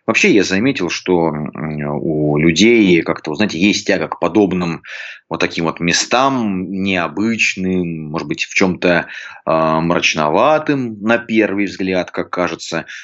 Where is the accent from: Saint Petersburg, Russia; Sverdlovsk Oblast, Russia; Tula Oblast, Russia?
Tula Oblast, Russia; Ну вот я туляк, да, но я говорю без гэканья.